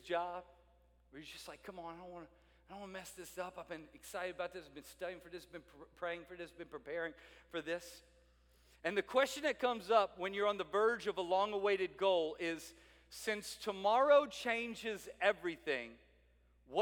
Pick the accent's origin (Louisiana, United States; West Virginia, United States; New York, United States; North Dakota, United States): Louisiana, United States; South; I'm a Cajun from South Louisiana